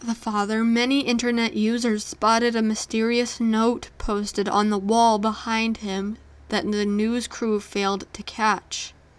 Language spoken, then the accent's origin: English; Pickering, Ontario, Canada; On St. Patrick's Day in 1995, in my hometown of Pickering, Ontario, six teenage boys went missing.